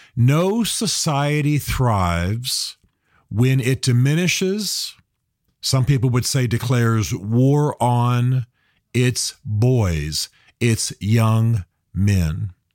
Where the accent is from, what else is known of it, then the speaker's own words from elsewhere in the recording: United States; I'm a Christian. I'm an American.